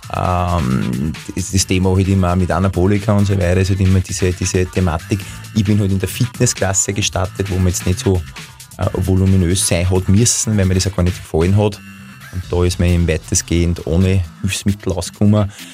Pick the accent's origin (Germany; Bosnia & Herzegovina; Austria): Austria; Linz, Upper Austria; ich bin ein Linzer